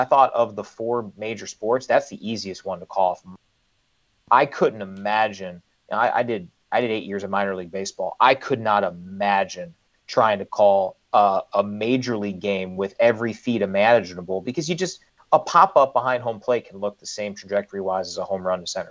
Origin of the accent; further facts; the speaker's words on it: Cleveland, Ohio, United States; moved away as an adult; now in Ann Arbor, United States; I grew up in Cleveland in the 1990s